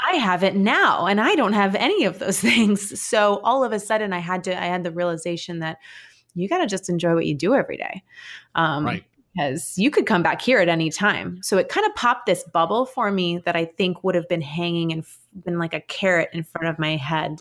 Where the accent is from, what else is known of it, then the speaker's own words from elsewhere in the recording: New York City, New York, United States; also born or lived in Williamsburg, Brooklyn; I grew up in Manhattan